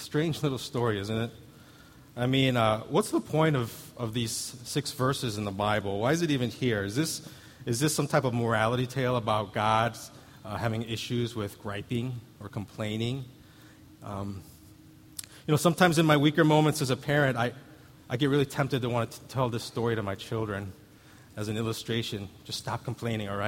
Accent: Missouri, United States; where I grew up in Missouri, you had to look out for water moccasins

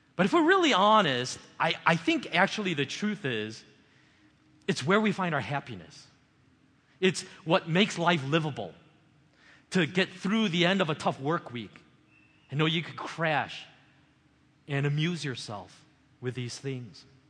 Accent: United States; as an American

